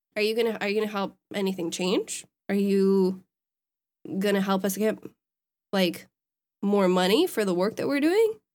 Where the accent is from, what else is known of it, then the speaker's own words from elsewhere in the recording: Wisconsin, United States; my home state